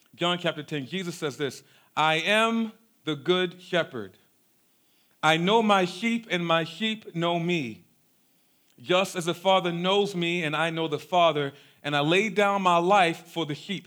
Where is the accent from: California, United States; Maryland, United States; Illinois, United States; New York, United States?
Maryland, United States; Baltimore; we grew up in South Baltimore in a neighborhood called Cherry Hill